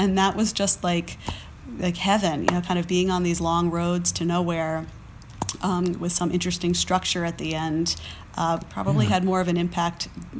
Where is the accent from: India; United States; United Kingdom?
United States; East Coast; I grew up on the East Coast. I spent a lot of time in New York and more vertical places.